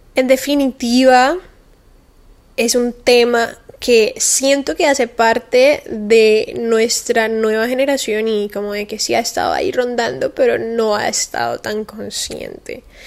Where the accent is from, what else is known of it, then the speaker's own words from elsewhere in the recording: Cali, Valle del Cauca, Colombia; now in Miami, United States; Yo vengo de Cali, que es una ciudad de Colombia muy calurosa, obviamente estoy acostumbrada al calor